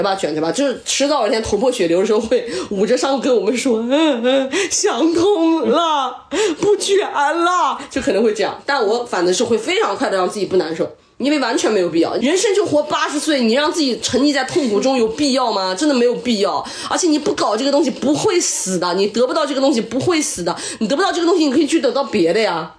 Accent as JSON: {"language": "Chinese", "region": "Shanxi", "country": "China", "said": "原来我是山西人"}